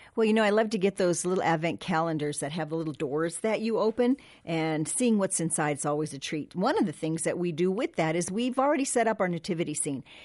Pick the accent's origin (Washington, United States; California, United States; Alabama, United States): California, United States; Southern; I grew up in Southern California